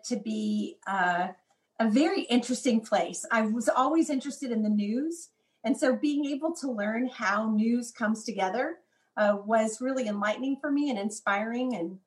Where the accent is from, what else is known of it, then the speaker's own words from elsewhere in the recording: Dallas, Texas, United States; moved away as an adult; also born or lived in Washington, D.C.; I grew up in Dallas